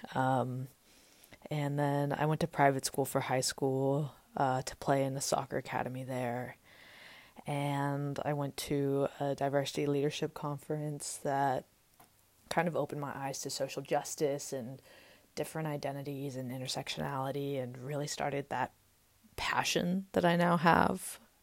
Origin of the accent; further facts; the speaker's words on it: Austin, Texas, United States; also born or lived in Las Vegas, Nevada; I was born in Las Vegas, Nevada in nineteen ninety-eight. Uh, my dad was stationed in the Air Force there, and he was in Korea a little bit, and when he retired when I was six, we moved with my two-year-old brother to Austin and sort of set up life there.